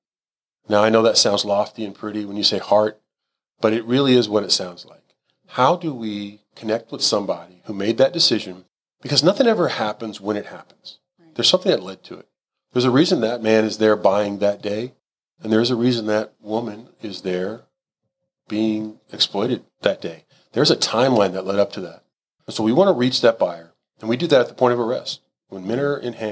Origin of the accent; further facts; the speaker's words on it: Houston, Texas, United States; I'm a Houston guy. Like this, I'm a native. I'm as Texan as it gets